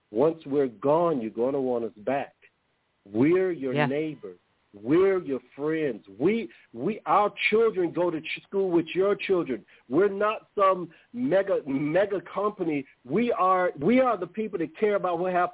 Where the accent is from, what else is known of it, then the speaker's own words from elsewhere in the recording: United States; I'm from America